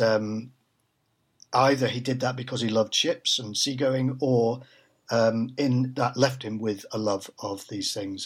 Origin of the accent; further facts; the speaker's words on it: Manchester, North West England, United Kingdom; moved away as an adult; also born or lived in London; born and brought up in Manchester